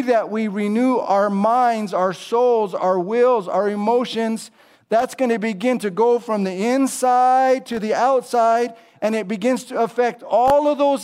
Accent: California, United States; now in Charlotte, United States; I'm from California originally

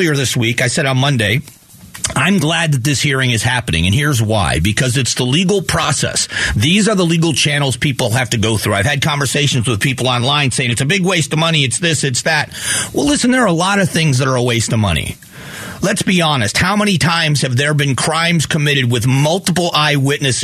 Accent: Florida, United States; moved away as an adult; now in Arizona, United States; I grew up in Florida, and I've been here for 28 years

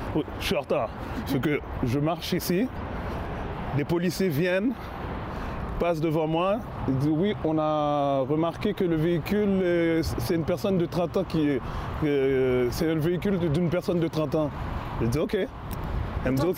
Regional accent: Quebec, Canada; je viens de Saint-François.

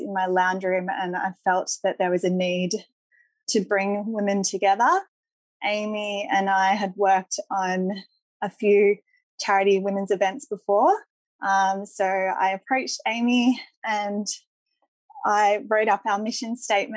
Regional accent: Sydney, New South Wales, Australia; I grew up in Coogee

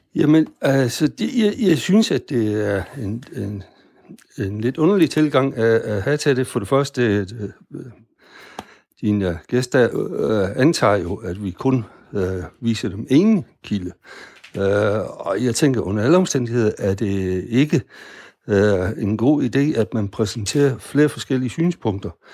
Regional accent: Denmark; vi som danskere

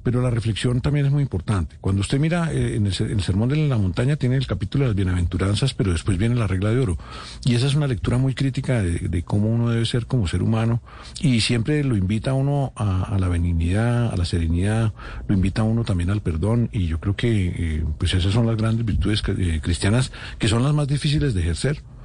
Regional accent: Bogotá, Colombia; also born or lived in France; yo soy un sancarlista, de San Carlos de Bogotá, estuve en Francia en el Liceo de la Rosa Foucault eh, cuatro años y volví, me gradué del San Carlos

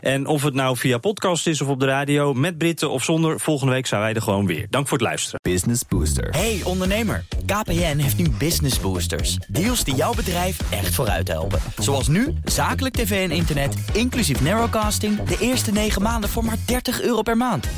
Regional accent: Netherlands; wij als Nederlanders

